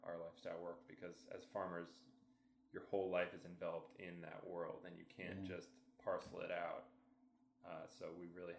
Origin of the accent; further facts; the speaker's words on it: Norwich, Vermont, United States; moved away as an adult; also born or lived in San Diego, California; now in Chelsea, United States; I grew up in Norwich, which is about 45 minutes southeast of here.